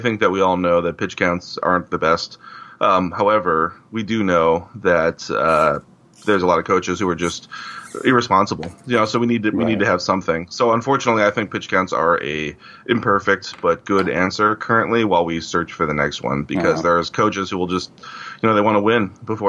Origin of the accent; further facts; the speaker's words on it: Cleveland, Ohio, United States; I grew up in Cleveland